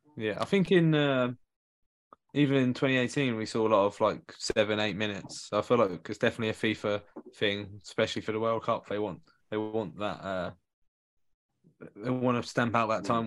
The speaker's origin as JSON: {"language": "English", "region": "England", "country": "United Kingdom", "said": "as an Englishman"}